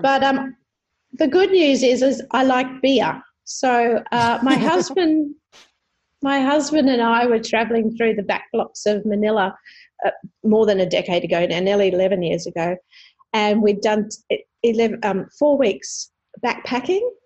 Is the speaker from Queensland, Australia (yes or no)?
yes; Sunshine Coast, Queensland, Australia; now in Brisbane, Australia; I come from Brisbane uh, at the moment, so I'm here for work but I grew up on the Sunshine Coast